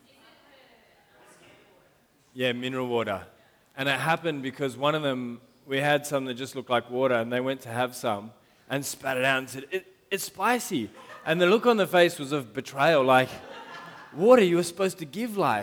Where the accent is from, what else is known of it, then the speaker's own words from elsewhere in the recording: Sydney, New South Wales, Australia; first language English; I went to Gladesville Primary School, so not that far from here